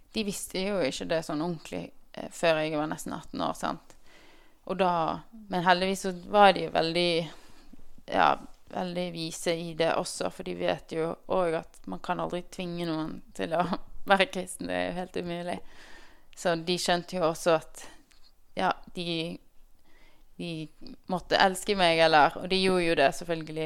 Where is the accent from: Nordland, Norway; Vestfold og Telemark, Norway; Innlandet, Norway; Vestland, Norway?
Vestland, Norway; Bergen; jeg er født og oppvokst i Bergen